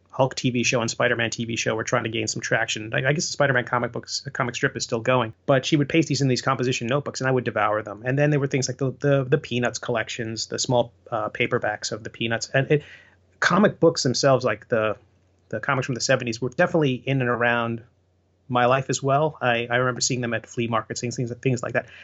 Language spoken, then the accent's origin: English; Long Island, New York, United States; when I was growing up on Long Island